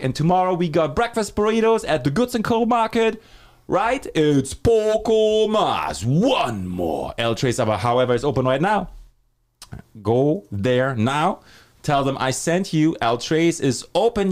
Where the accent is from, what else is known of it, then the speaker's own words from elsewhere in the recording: Germany; moved away as an adult; I'm from Germany. I moved here in two thousand six